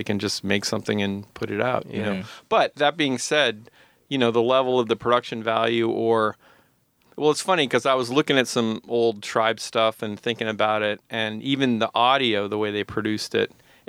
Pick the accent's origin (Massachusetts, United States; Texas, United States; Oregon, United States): Massachusetts, United States; outside Boston; moved away as an adult; now in New York, United States; I grew up outside Boston.